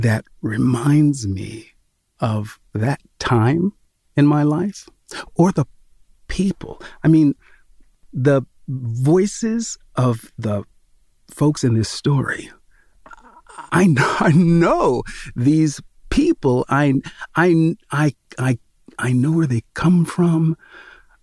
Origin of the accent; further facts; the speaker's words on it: Sacramento, California, United States; the home I grew up in Sacramento